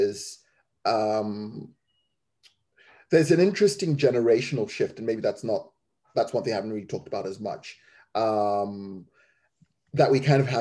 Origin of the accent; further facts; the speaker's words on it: Zimbabwe; also born or lived in England; now in United Kingdom; growing up in Zimbabwe